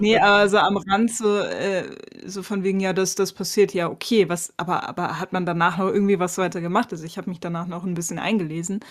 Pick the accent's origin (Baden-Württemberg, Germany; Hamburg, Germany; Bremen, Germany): Bremen, Germany; moved away; als Bremerin